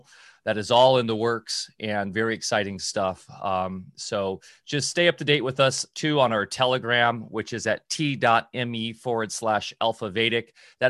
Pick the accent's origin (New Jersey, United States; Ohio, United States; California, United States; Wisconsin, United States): California, United States; Orange County; also born or lived in Redondo Beach; That's where I grew up, in Orange County.